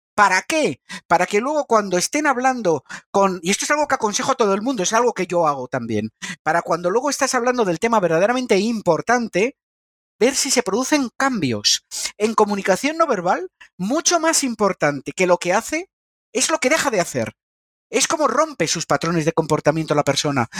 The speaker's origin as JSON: {"language": "Spanish", "town": "Madrid", "region": "Community of Madrid", "country": "Spain", "said": "yo soy de Madrid"}